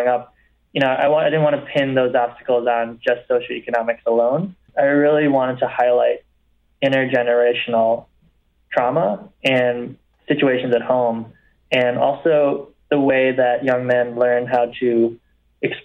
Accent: Rockford, Illinois, United States; also born or lived in China / Alabama / Los Angeles; growing up in Rockford, there wasn't much

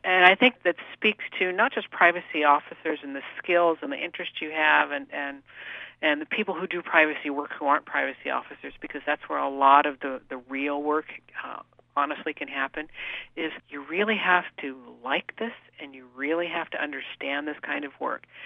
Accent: San Jose, California, United States; I was actually born and raised in Northern California, in the Bay Area, in San Jose. So I'm truly a local kid.

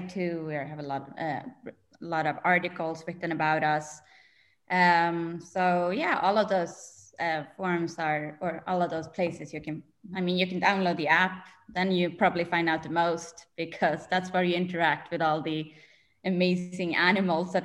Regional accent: Stockholm, Stockholm County, Sweden; now in New York, United States; I'm in New York. I'm originally from Sweden, Stockholm, hence my accent

